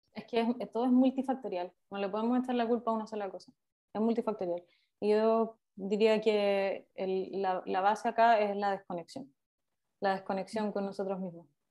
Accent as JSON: {"language": "Spanish", "town": "Concepción", "region": "Biobío", "country": "Chile", "said": "soy de Concepción"}